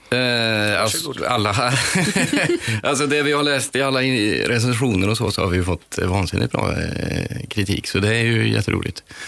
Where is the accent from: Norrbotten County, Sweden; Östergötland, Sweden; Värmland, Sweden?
Värmland, Sweden; also born or lived in Linköping; now in Gothenburg, Sweden; jag är född i Linköping, uppvuxen i Värmland. Eh, så jag bott i Göteborg i 15 år kanske